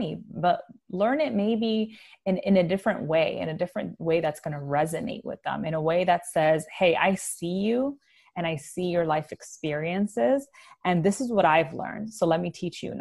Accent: New York City, New York, United States; growing up in the Bronx in the 90s

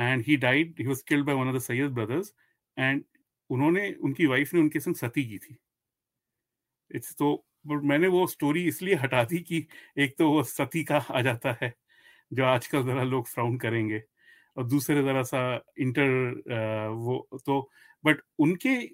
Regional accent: Delhi, India; पर मैं दिल्ली से हूँ तो दिल्ली के बारे में मुझे बहुत कुछ मालूम है

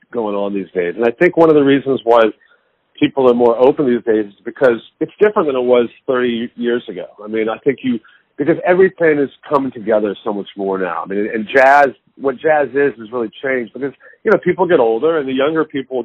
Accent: Dallas, Texas, United States; now in New York, United States; growing up in Dallas with my teacher, Henry Opstahl

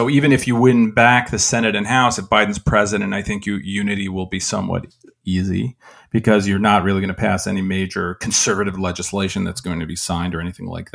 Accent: New York, United States; I'm from New York

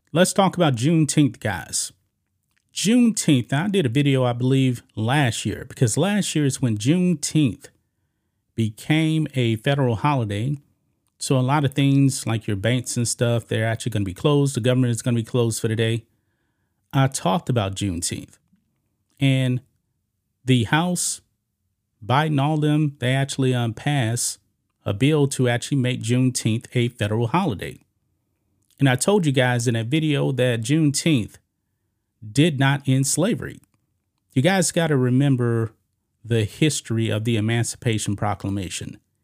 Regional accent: Beaumont, Texas, United States; I grew up in Beaumont, Beaumont, Texas, which is not far from Galveston

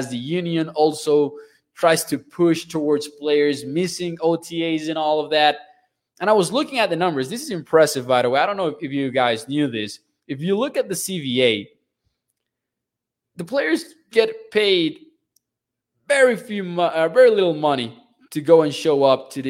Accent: Mexico; I'm from Mexico, a culture that, of course, you guys know is big on soccer

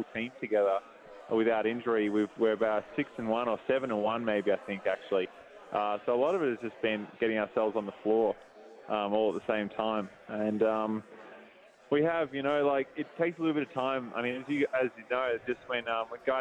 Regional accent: Melbourne, Victoria, Australia; born or raised there; also born or lived in Fitzroy, Melbourne

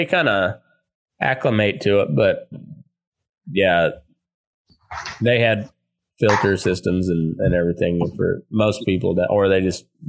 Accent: Eastern Colorado, United States; now in Nevada, United States; I grew up in Eastern Colorado, you know, almost Kansas, almost Oklahoma.

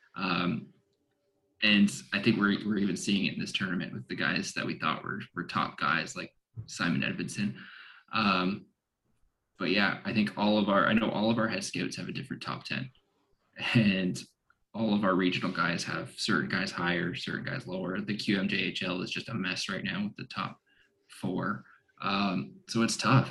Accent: Canada; I as a Canadian

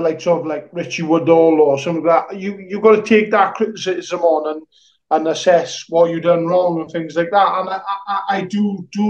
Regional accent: Welsh, Wales, United Kingdom; me being Welsh

